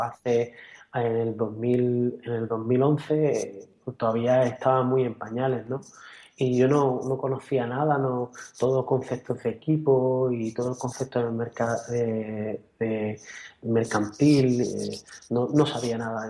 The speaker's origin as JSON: {"language": "Spanish", "town": "Cádiz", "region": "Andalusia", "country": "Spain", "tie": "born or raised there", "said": "hemos nacido donde hemos nacido y, y somos españoles, somos de Cádiz"}